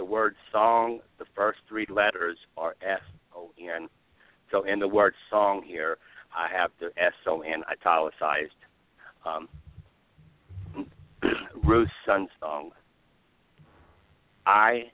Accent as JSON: {"language": "English", "town": "Birmingham", "region": "Alabama", "country": "United States", "tie": "born or raised there", "said": "my hometown, Birmingham, Alabama"}